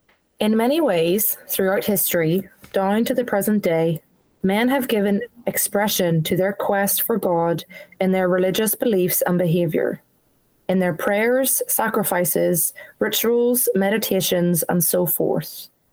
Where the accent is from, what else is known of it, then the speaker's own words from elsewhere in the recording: Ireland; also born or lived in New Zealand / England; now in Australia; I was born in New Zealand, live in Australia, I lived in, like, grew up in Ireland.